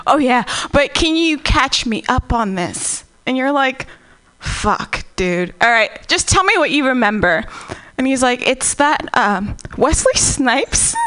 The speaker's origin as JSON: {"language": "English", "country": "Namibia", "moved": "yes", "lives_now": "United States", "said": "I am from Namibia. Technically, I'm an alien."}